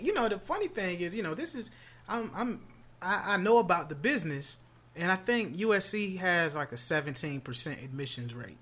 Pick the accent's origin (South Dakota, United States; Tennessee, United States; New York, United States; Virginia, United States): Virginia, United States; Tidewater; I'm from Tidewater, Virginia